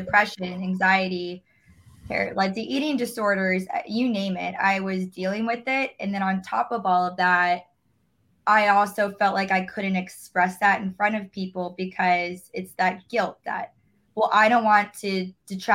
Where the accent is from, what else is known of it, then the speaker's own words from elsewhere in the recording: Orlando, Florida, United States; I'm from Orlando, so not too far of a drive